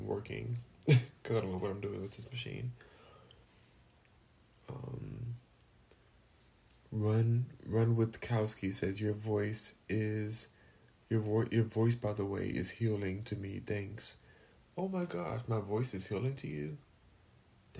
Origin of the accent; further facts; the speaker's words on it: Los Angeles, California, United States; I'm from LA too, born and raised in Los Angeles